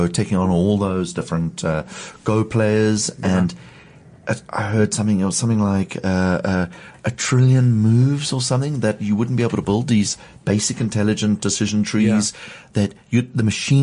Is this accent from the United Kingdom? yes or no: no; South Africa; as South Africans